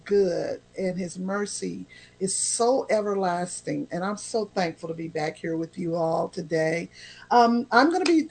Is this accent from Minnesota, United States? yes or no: no; Oklahoma City, Oklahoma, United States; moved away; I come from Tornado Alley. I lived in Oklahoma City